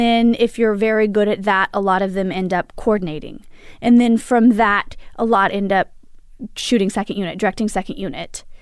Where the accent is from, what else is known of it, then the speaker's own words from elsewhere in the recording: Imperial Valley, California, United States; I grew up, uh, in Lind of San Diego in the desert, Imperial Valley